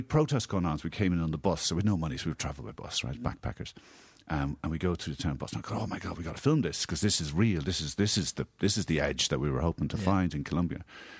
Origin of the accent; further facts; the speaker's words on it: Ireland; Can't say we're Irish. They think we're American. There's nothing. I can't speak Spanish.